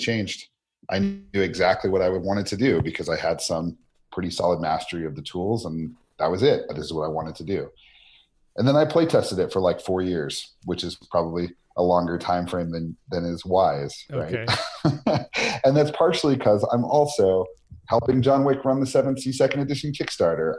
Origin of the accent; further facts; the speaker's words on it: Albuquerque, New Mexico, United States; my hometown of Albuquerque